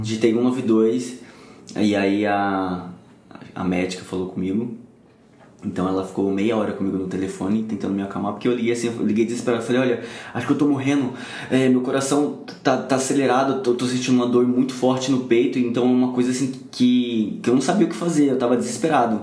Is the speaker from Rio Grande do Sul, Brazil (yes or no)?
no; São Paulo, Brazil; moved away as an adult; now in Rio de Janeiro, Brazil; eu sou de São Paulo, né? Mas eu moro aqui no Rio de Janeiro atualmente, já tem 5, 6 anos por aí